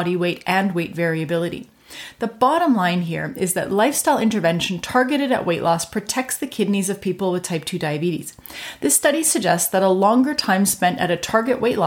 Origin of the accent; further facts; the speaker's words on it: Canada; I'm a Canadian physician